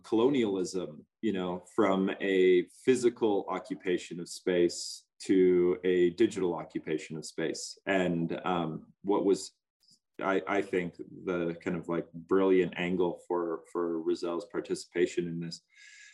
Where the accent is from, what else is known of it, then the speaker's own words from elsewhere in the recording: North Dakota, United States; now in Montana, United States; I'm from North Dakota on the Missouri River. And I'm currently in Montana